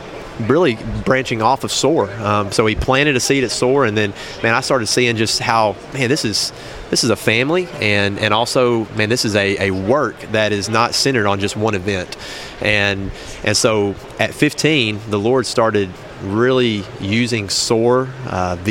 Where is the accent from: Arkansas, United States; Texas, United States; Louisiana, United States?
Arkansas, United States; Buckner; I grew up in First Baptist, Buckner, Arkansas